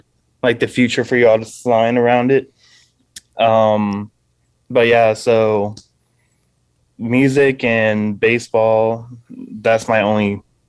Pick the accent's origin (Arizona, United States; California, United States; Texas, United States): Texas, United States; Houston; I'm from Houston.